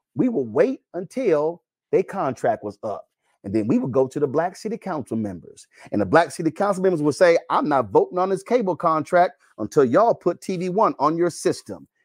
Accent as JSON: {"language": "English", "region": "Texas", "country": "United States", "said": "I'm from Texas"}